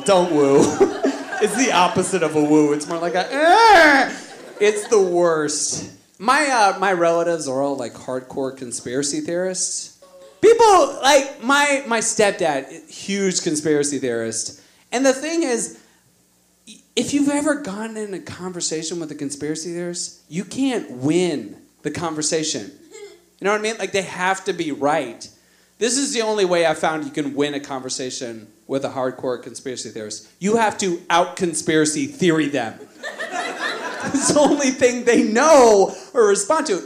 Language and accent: English; Virginia, United States; I'm from Virginia, the South